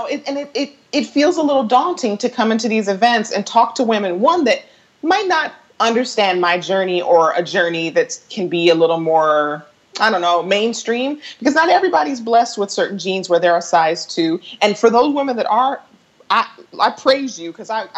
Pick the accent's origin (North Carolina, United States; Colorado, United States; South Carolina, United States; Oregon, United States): Colorado, United States; moved away as an adult; I hosted an event in my hometown at a Legree studio called Fierce 45.